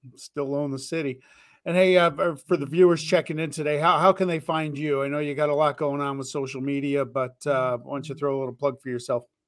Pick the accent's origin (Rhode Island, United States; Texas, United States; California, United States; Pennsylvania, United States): California, United States; Bay Area; I grew up in the Bay Area